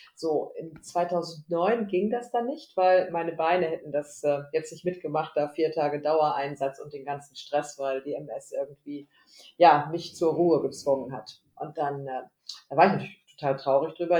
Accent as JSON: {"language": "German", "town": "Lübbecke", "region": "North Rhine-Westphalia", "country": "Germany", "said": "Homeoffice hier in Lübbecke. Lübbecke ist eine Kleinstadt am Rande von Nordrhein-Westfalen. Wir sind so der nördlichste Zipfel"}